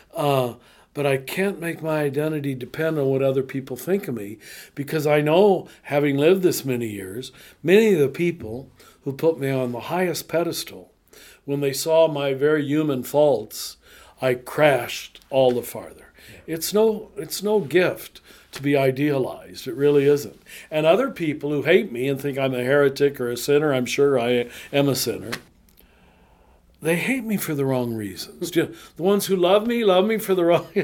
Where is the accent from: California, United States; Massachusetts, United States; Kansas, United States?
Kansas, United States; I am a little white Catholic boy growing up in Kansas